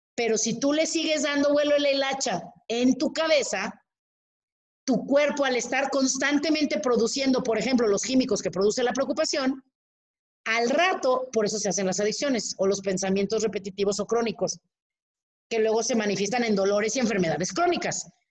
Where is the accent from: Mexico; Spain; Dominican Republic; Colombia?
Mexico; así somos los mexicanos